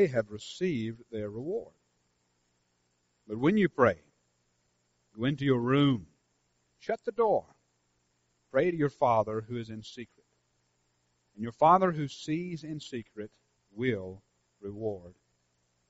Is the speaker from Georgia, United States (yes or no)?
yes; Senoia, Georgia, United States; my hometown